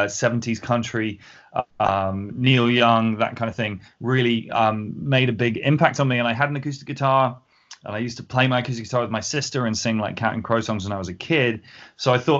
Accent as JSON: {"language": "English", "town": "Winchester", "region": "South East England", "country": "United Kingdom", "tie": "born or raised there", "also_born_or_lived": "North London", "moved": "yes", "lives_now": "London, United Kingdom", "said": "I grew up in Winchester in the south of England."}